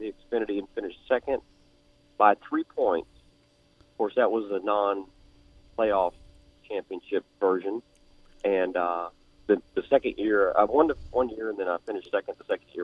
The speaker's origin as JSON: {"language": "English", "region": "Texas", "country": "United States", "moved": "yes", "said": "we came from Texas. I was 12 years old, 15 years old, racing."}